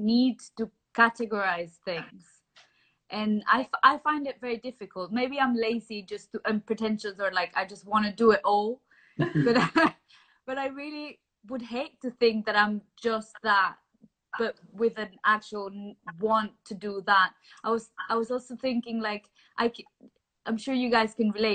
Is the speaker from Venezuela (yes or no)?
yes; Venezuela; moved away as an adult; now in London, United Kingdom; I am originally from Venezuela, but I've moved to London since we moved here 2011, so 9 years ago